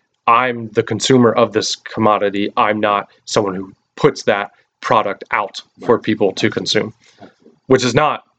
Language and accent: English; United States; we've compartmentalized our faith as, especially as American Christians. That's the only context I really have for it.